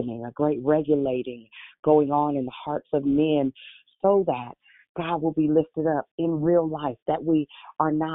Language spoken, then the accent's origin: English; Richmond, United States; I'm from Richmond